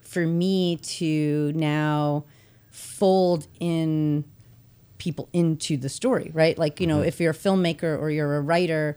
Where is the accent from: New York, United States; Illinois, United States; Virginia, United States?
Illinois, United States; Chicago; I grew up in Chicago